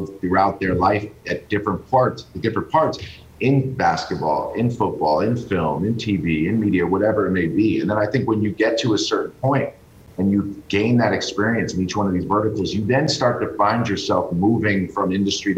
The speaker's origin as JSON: {"language": "English", "town": "New York City", "region": "New York", "country": "United States", "tie": "born or raised there", "said": "growing up in New York City"}